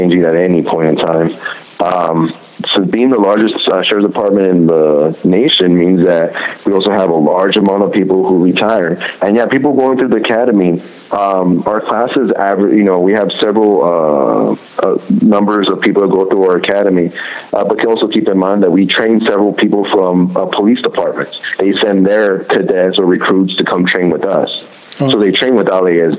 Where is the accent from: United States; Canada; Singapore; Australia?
United States; Compton, California; I grew up in the Compton, Linwood area